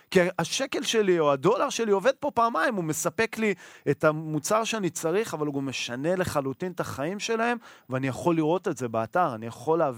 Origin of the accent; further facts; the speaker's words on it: Israel; אנחנו ישראלים.